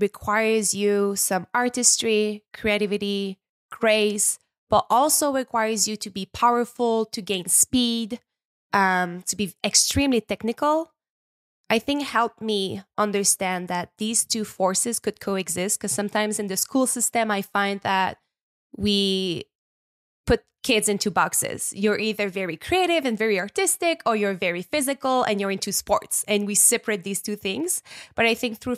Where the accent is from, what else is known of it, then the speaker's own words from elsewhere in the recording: small town in Quebec, Canada; accent: French Canadian; English is a second language; also born or lived in Montreal; now in Quebec, Canada; I'm a French Canadian. I was based in Montreal for the past 15 years, but I just bought a house up north. I am from nature. I'm from a very small town in Quebec. I grew up by the water